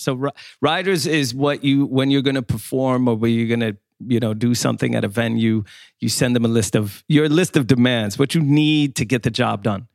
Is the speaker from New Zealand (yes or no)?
no; Skåne, Sweden; moved away; I. come from the south of Sweden, from Skåne